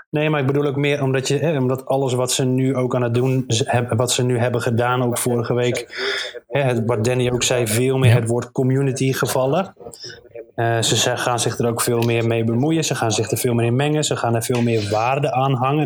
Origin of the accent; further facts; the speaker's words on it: Netherlands; we juist als Nederlanders